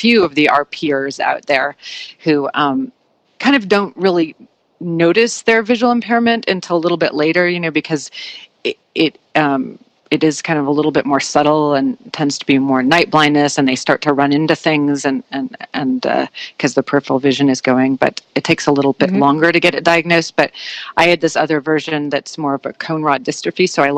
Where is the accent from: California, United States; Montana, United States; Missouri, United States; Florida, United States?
California, United States; San Francisco; also born or lived in New Orleans / New York / Colorado; San Francisco. So this is actually I'm sort of covering all the time zones. So I was in San Francisco, and then I lived in New Orleans for a little while, and then New York for a long, long time, and then Colorado